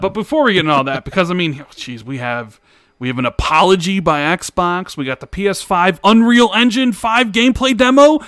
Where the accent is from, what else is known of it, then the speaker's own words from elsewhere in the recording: Chicago, Illinois, United States; accent: Midwest; I'm from Chicago